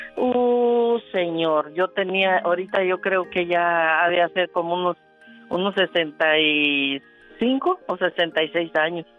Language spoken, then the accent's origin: Spanish; La Soledad, Michoacán, Mexico; Yo crecí en la Soledad, municipio de Chavina, Michoacán, México.